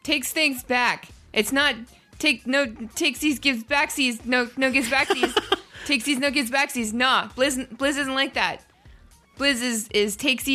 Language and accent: English; Ottawa, Ontario, Canada; moved away; I'm from Ottawa